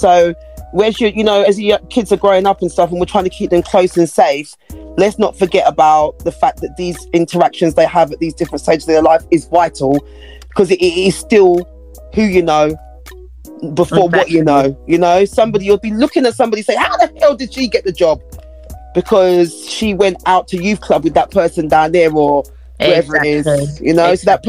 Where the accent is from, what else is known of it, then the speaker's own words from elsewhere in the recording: New York, United States; We're from New York.